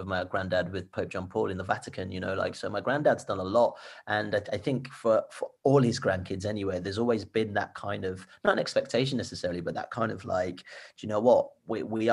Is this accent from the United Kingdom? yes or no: yes; Birmingham, West Midlands, United Kingdom; also born or lived in Nigeria; growing up in Birmingham at the age of 8